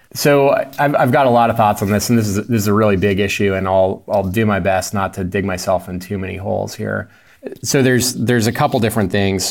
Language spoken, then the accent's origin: English; Ketchum, Idaho, United States; moved away; also born or lived in Montana; I was born and raised in the Wood River Valley, so, uh, Ketchum was what I considered hometown.